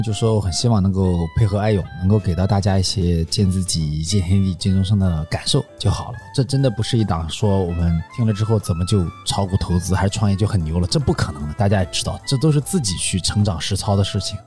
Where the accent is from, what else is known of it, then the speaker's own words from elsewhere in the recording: China; 我们中国人